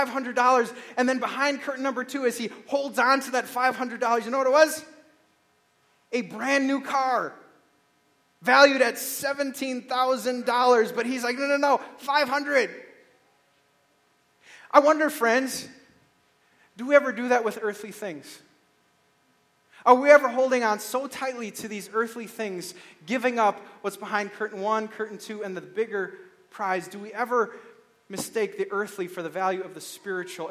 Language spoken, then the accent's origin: English; Beaver Dam, Wisconsin, United States; I grew up in Beaver Dam, Wisconsin, and I had a paper route